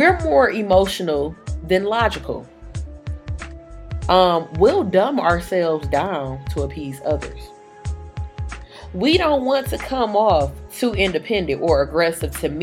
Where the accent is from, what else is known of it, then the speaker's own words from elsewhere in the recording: Detroit, Michigan, United States; accent: a little bit country; I am from Detroit. Some of my family is from down south